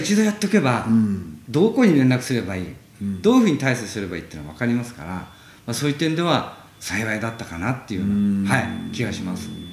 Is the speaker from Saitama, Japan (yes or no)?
yes; Chichibu, Saitama, Japan; moved away as an adult; 生まれはあの埼玉の秩父というところで